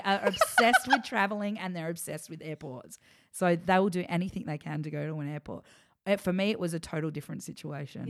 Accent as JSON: {"language": "English", "town": "Adelaide", "region": "South Australia", "country": "Australia", "tie": "born or raised there", "also_born_or_lived": "Melbourne", "moved": "as an adult", "said": "I grew up in Adelaide acting all through my childhood"}